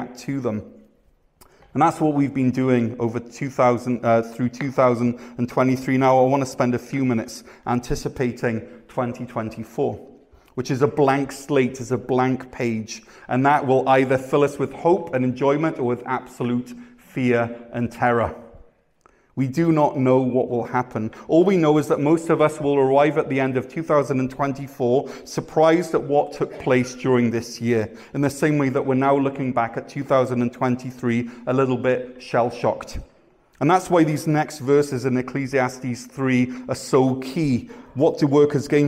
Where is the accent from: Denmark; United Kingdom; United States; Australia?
United Kingdom; Wales; also born or lived in Ontario, Canada; now in Canada; I'm from Wales